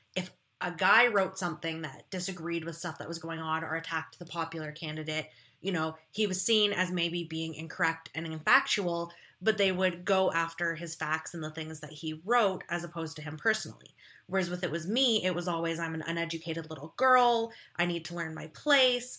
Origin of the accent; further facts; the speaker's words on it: Ontario, Canada; I'm from a small town in Ontario, Canada.